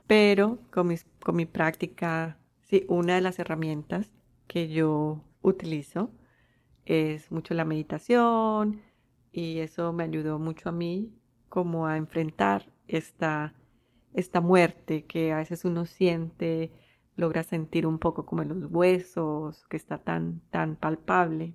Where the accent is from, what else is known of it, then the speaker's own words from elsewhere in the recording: Colombia; moved away; yo nací en Colombia